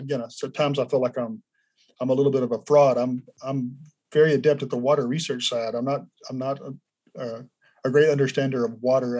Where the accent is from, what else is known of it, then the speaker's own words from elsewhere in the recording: Del Rio, Texas, United States; moved away as an adult; also born or lived in Austin / Alabama; I am native Texan, but more specifically, I'm native West Texan. I grew up on the border near Del Rio in the more arid part of the state